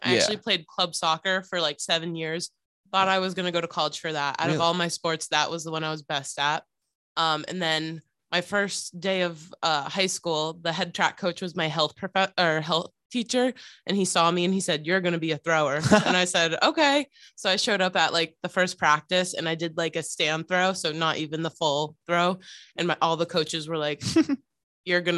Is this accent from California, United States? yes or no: yes; California, United States; moved away as an adult; also born or lived in Connecticut; now in Rhode Island, United States; I'm from California